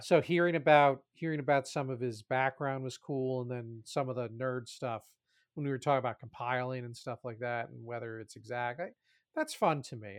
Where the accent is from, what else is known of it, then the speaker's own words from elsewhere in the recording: New Jersey, United States; I grew up in Jersey